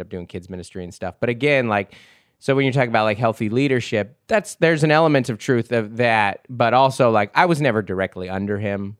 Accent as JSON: {"language": "English", "town": "Seattle", "region": "Washington", "country": "United States", "tie": "born or raised there", "said": "I grew up in Seattle in the nineties"}